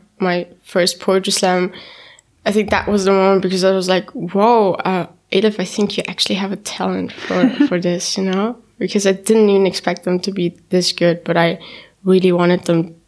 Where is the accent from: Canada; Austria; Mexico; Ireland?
Austria; Vienna; first language German; English is a second language; also born or lived in Istanbul, Turkey; I was born in Istanbul, Turkey, and when I was 2 years old, I moved to Austria with my mom, and I grew up here, I went here to school